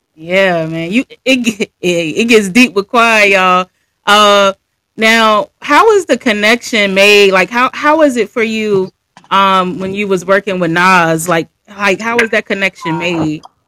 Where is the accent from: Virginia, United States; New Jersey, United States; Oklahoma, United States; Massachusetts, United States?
Virginia, United States; I'm from Virginia